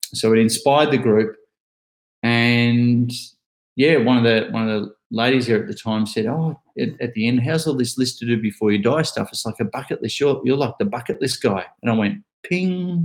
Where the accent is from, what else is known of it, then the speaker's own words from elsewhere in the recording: Ocean Grove, Victoria, Australia; I'm from a little town called Ocean Grove. That's where I currently am